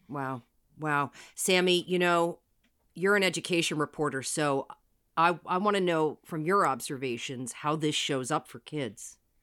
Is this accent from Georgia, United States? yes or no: no; New Jersey, United States; now in Seattle, United States; I'm from Jersey.